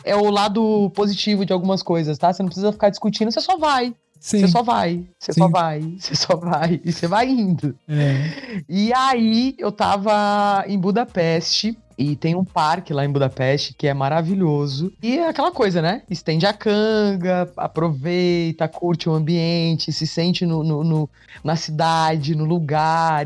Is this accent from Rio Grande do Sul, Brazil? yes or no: no; interior of São Paulo, Brazil; now in São Paulo, Brazil; Hoje moro em São Paulo, mas eu sou do interior, do interior de São Paulo